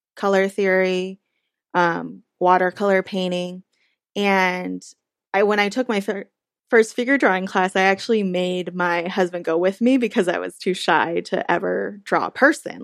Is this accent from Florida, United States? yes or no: no; Orange County, California, United States; I grew up in Orange County, which is a pretty conservative place